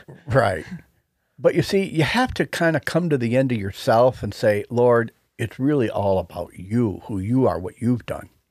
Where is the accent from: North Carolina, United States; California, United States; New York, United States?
New York, United States; Buffalo; our hometown team